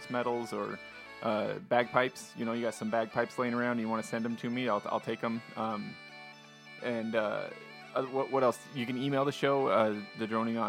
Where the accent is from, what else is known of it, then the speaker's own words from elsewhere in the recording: Utah, United States; I grew up here in Utah